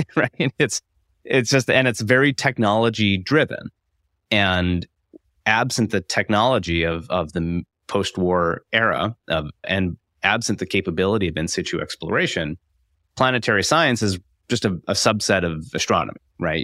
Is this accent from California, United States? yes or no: no; Iowa City, Iowa, United States; I'm from Iowa, I'm from Iowa City, and I grew up just a few blocks away from the Van Allen building